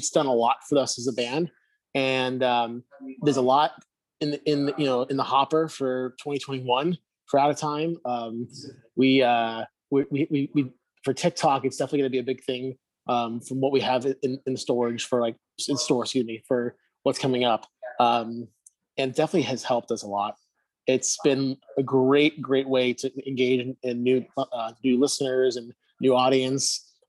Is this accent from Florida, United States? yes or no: yes; Miami, Florida, United States; Whereas in Miami, it's like when growing up in Miami, you see a celebrity of any kind, there's like people trying to take selfies